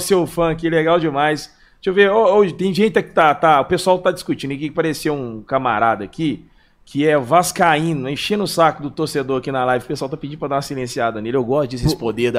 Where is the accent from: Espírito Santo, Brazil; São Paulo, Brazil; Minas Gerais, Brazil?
Minas Gerais, Brazil; Belo Horizonte; eu sempre fui daqui de BH